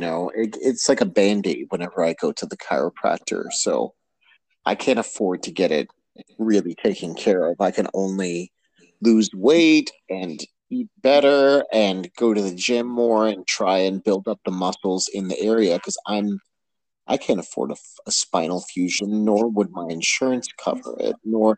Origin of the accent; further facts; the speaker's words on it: United States; being an American with actual health issues in the United States